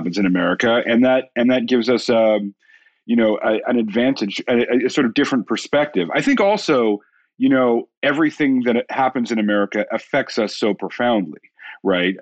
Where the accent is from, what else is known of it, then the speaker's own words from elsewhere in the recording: Canada; being Canadian